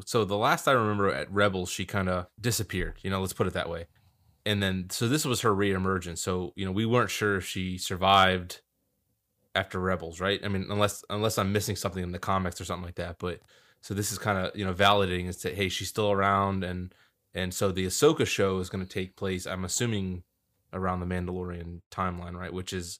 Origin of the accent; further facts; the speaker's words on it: Florida, United States; I'm from Florida.